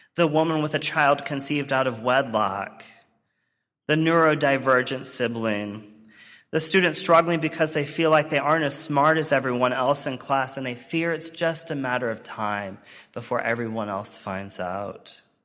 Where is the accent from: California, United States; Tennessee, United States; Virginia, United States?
Virginia, United States; rural; moved away; my formative experiences in my home church in rural Virginia